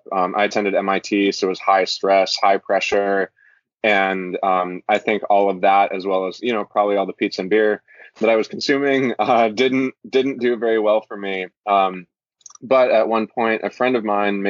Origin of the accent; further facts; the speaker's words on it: Florida, United States; moved away as an adult; also born or lived in Norway / California; now in Hawaii, United States; I moved from Norway to Florida when I was a kid and lived there until I went to college